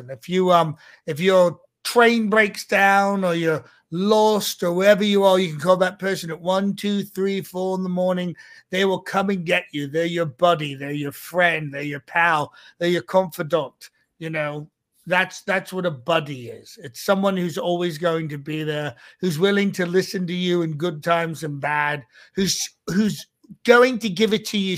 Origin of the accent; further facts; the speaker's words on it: United Kingdom; I know I'm British. We don't do any of that malarkey.